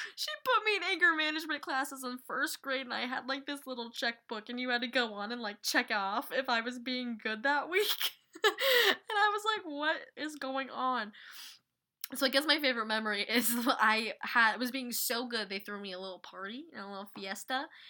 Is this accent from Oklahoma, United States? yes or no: no; Utah, United States; now in New Jersey, United States; I am from Utah. I was raised in Utah